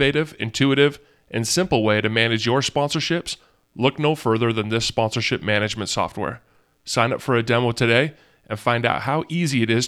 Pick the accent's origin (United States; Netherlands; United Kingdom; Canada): United States; Portland, Oregon; I grew up in Portland, Oregon, so I'm a Northwest native as well.